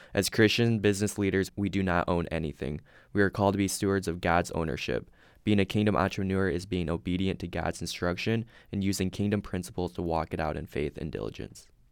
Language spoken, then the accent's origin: English; Sioux Center, Iowa, United States; I'm originally from Sioux Center, Iowa